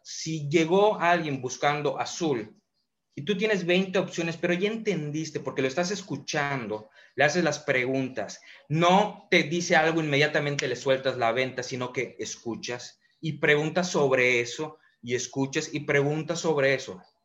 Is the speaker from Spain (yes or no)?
no; Mérida, Yucatán, Mexico; Soy de Mérida, Yucatán, 30 años, emprendedor